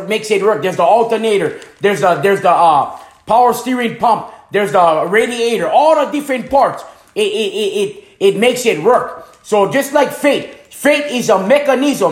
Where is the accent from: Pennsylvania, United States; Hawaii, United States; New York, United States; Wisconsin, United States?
Hawaii, United States; moved away as an adult; also born or lived in Tampa, Florida; now in Fairmont, United States; I came from Hanamaui, Hawaii.